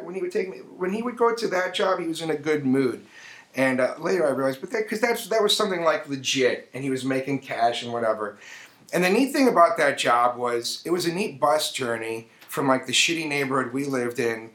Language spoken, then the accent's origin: English; Chicago, Illinois, United States; I grew up in Chicago